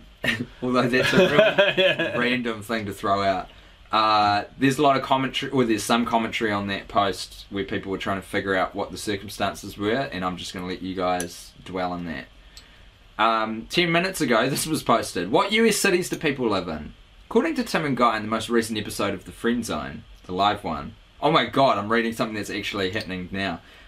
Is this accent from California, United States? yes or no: no; Maine, United States; now in Pittsburgh, United States; Either way, I'm from Maine, and actually, I live in Pittsburgh, Pennsylvania.